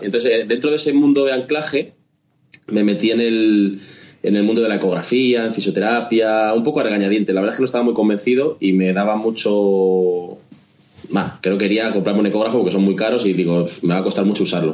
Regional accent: Spain; somos españoles, latinos

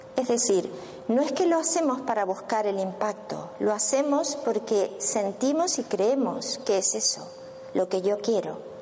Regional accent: Argentina; moved away as an adult; yo soy de Argentina, pero bueno, ya hace 12 años que estoy aquí

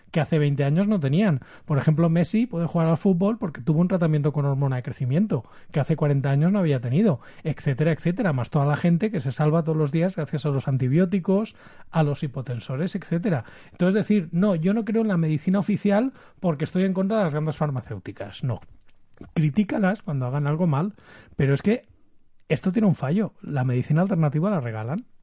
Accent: Valencian Community, Spain; se nota que somos de Valencia, muy falleros los tres.

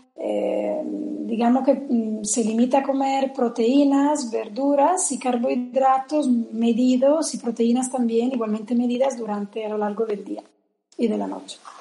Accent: Veneto, Italy; Spanish is a second language; also born or lived in Spain; now in Rome, Italy; Yo soy la parte italiana

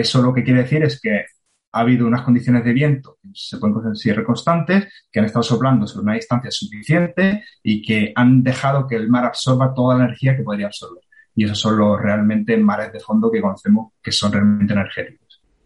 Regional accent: Marbella, Andalusia, Spain; moved away as an adult; also born or lived in Granada / Cantabria / Chennai; nací en Marbella

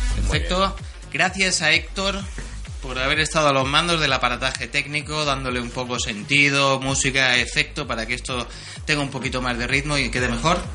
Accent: Xàtiva, Valencian Community, Spain; Yo de Chátiva, yo de Chátiva

